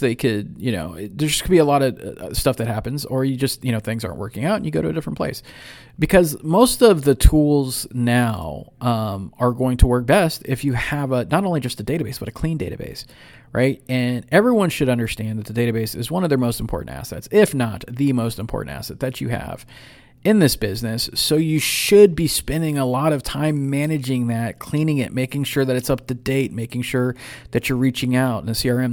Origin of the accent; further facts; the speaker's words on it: San Ramon, California, United States; moved away; here in the lovely city of San Ramon, my old hometown